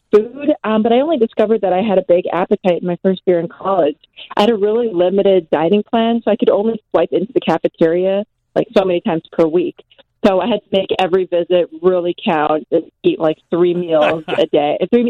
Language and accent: English; New York, United States; born there; sure, I was born in New York and I did my first year of college in New York.